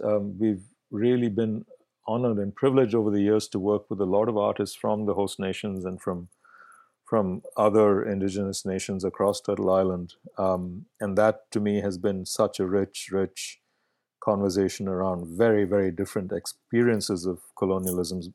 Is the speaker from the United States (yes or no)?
no; Bangalore, Karnataka, India; first language Kannada; English is a second language; moved away as an adult; now in Vancouver, Canada; growing up in India